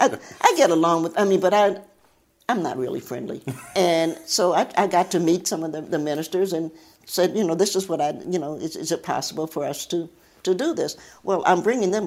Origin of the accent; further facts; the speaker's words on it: Cincinnati, Ohio, United States; moved away as an adult; also born or lived in Knoxville, Tennessee / Lincoln Heights, Ohio / Appalachia; now in Virginia, United States; But when Mommy delivered me, we moved, after that, we moved to Cincinnati